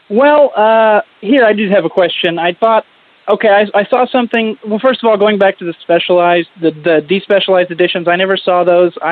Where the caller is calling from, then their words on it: Oklahoma City, Oklahoma, United States; from Oklahoma City.